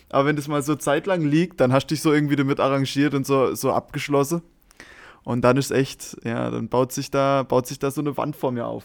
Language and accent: German; Germany; vermutlich komme ich natürlich als Deutscher auch so ein bisschen rüber